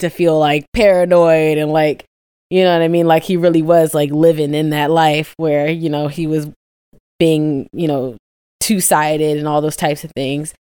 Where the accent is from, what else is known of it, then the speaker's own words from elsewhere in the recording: Midwest, United States; I'm from the Midwest, too